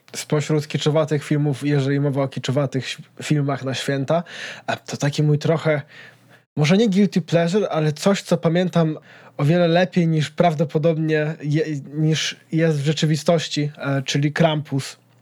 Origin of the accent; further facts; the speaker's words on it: Poland; czy ja na pewno jestem Polakiem